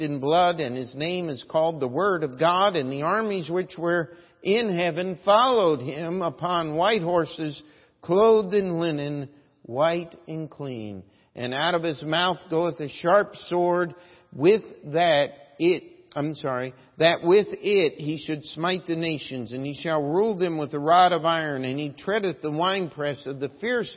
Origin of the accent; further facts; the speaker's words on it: United States; as an American